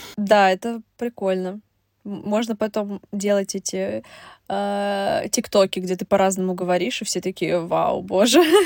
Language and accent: Russian; Russia; я русская